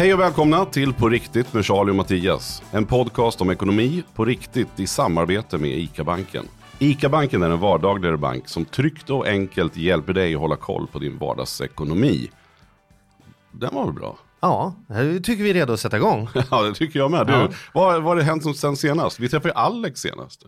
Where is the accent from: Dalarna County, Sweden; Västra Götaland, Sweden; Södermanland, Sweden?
Södermanland, Sweden; Nyköping; Nyköping där jag kommer ifrån